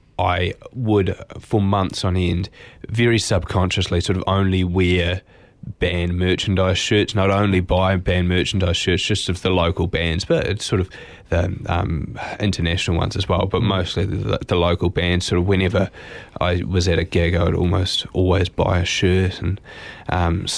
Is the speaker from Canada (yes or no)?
no; Auckland, New Zealand; moved away as an adult; also born or lived in Dunedin; I grew up in Auckland, and I actually studied music for a year at the University of Auckland, and I sort of wanted a bit of a change, so I moved to Dunedin